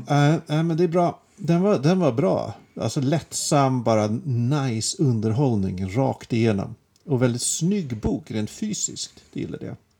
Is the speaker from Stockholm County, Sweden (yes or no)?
yes; Järfälla, Stockholm County, Sweden; Jag kommer ju inte från Stockholm egentligen. Jag kommer från Jakobsberg